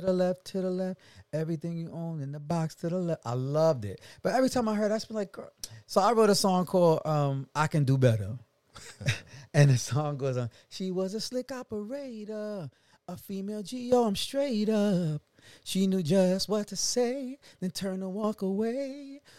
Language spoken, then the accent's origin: English; New York City, New York, United States; moved away; also born or lived in Atlanta / Los Angeles; I am a black man from Brooklyn, New York.